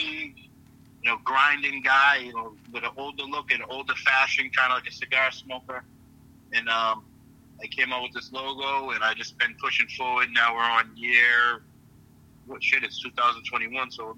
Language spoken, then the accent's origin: English; Chelsea, Massachusetts, United States; also born or lived in Boston, Massachusetts; So I was born in Boston. I never lived a day in Boston. But I am so close to Boston. You can consider me Boston, where I grew up. I grew up in Chelsea, Massachusetts.